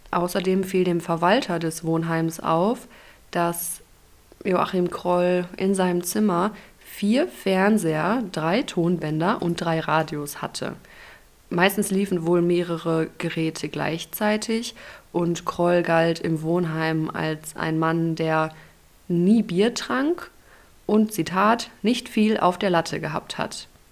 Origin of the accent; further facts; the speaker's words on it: Ruhr area, North Rhine-Westphalia, Germany; meiner Heimat, dem Ruhrgebiet.